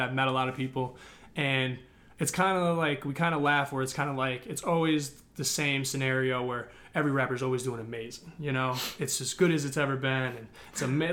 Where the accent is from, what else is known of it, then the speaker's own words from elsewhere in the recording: Northbrook, Illinois, United States; I'm from Northbrook